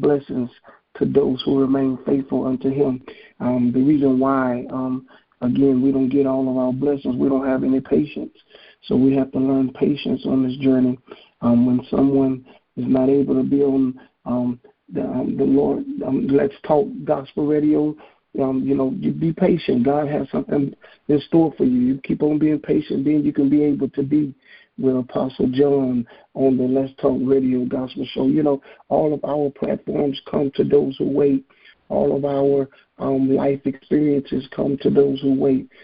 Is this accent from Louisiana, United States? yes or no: yes; Hammond, Louisiana, United States; from Hammond, Louisiana.